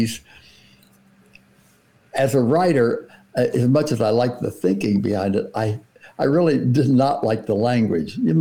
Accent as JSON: {"language": "English", "town": "Coral Gables", "region": "Florida", "country": "United States", "tie": "born or raised there", "moved": "yes", "said": "I grew up in South Florida, Coral Gables, Florida, before air conditioning"}